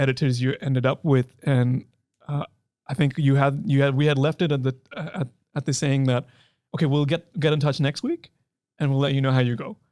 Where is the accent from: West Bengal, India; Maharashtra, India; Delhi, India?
Delhi, India; moved away as an adult; I'm from India. Uh, I was born in Delhi